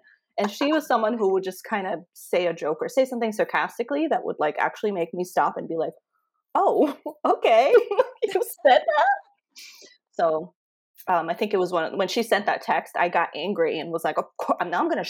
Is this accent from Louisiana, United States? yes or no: no; Connecticut, United States; So I moved here from Connecticut, and all of my friends were living in Connecticut. I moved here just for grad school